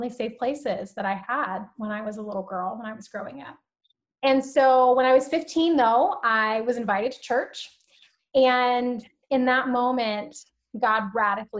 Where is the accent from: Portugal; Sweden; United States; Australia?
United States; Alabama; also born or lived in San Diego, California; now in Southern California, United States; I was born in San Diego, but I was actually raised in Alabama.